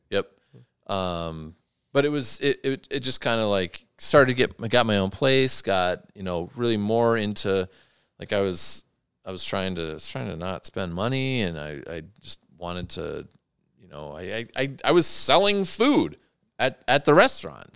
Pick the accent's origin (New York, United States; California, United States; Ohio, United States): Ohio, United States; Athens; my hometown of Athens, Ohio